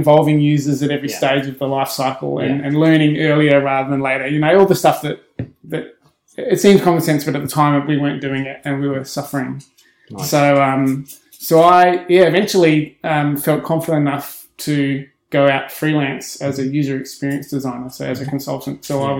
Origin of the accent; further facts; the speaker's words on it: Adelaide, South Australia, Australia; moved away as an adult; now in Melbourne, Australia; I'm from Adelaide originally. Yeah. I moved to Melbourne over 20 years ago now, straight out of university.